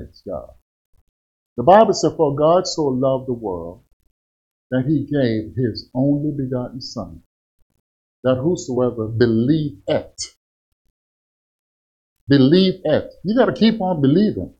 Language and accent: English; Kansas, United States; I'm from Kansas